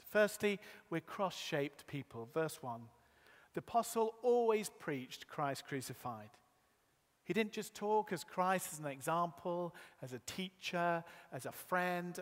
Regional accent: Yorkshire and the Humber, United Kingdom; I was born in Yorkshire.

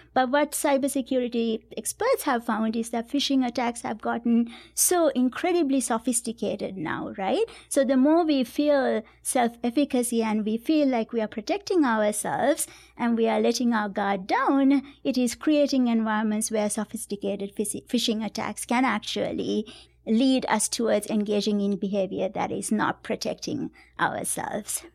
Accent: Sri Lanka; moved away as an adult; now in United States; I grew up in Sri Lanka

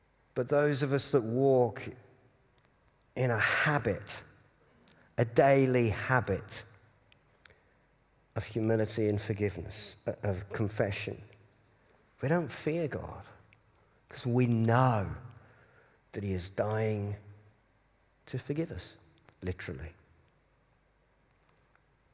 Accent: Cambridge, East of England, United Kingdom; I was brought up in Cambridge

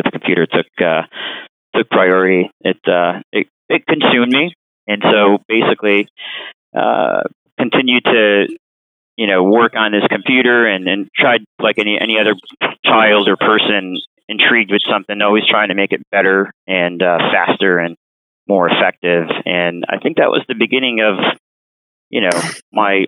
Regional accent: Chicago, Illinois, United States; also born or lived in San Francisco / Evanston, Illinois; Born in San Francisco, and mom and dad made their way back to the city here when I was about 10 years old. So, you can call me a Chicago native for sure.

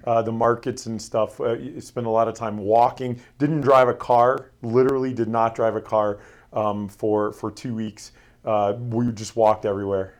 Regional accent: Florida, United States; moved away; I was born and raised in Florida

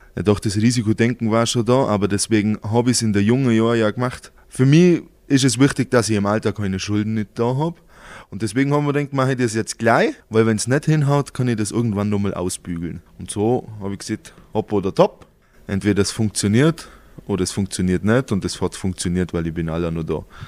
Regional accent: Halblech, Bavaria, Germany; ich bin ein Halblöcher, das ist mein Heimat

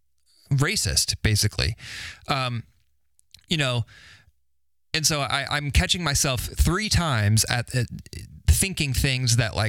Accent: Carmel, Indiana, United States; I grew up in Carmel, went to Carmel High School

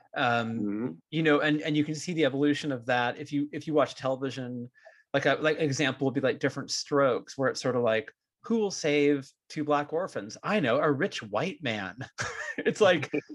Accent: Bay Area, California, United States; growing up in the Bay Area as like a jittery Jewish kid

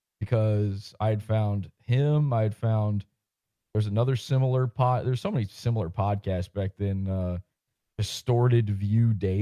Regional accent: East Coast, United States; And because I grew up on the East Coast, I was listening to it a day after that.

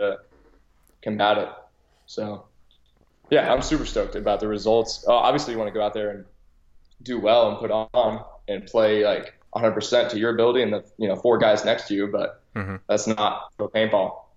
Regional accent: Dallas, Texas, United States; moved away as an adult; also born or lived in La Jolla, California; I was born in La Jolla, California, and I grew up there for a little bit until I was about 8, and then moved to my mom and dad got relocated, moved to Dallas and grew up there, started playing paintball there. So that's where I'm from. I come from Texas

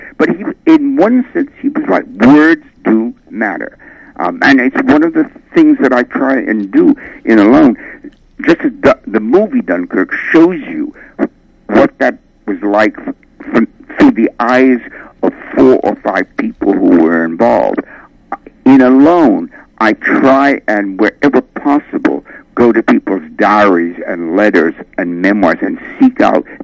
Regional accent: England, United Kingdom; I'm English

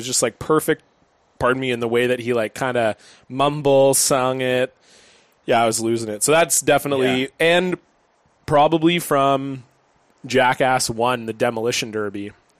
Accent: Canada; we're like Canadian.

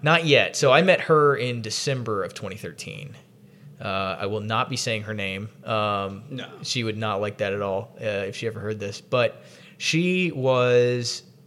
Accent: the South, United States; in almost 30 years of growing up in the South

